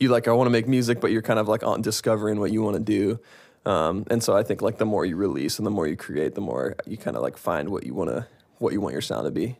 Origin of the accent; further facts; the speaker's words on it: Seattle, Washington, United States; I am from Seattle, Washington